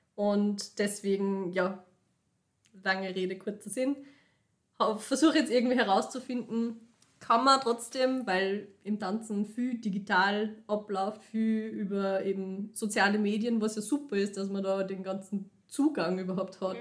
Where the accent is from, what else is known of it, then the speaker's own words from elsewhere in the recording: Linz, Upper Austria, Austria; moved away as an adult; now in Vienna, Austria; ich bin aus Linz, ich habe früher in Linz ähm, einfach in einer fixen Gruppe immer tanzt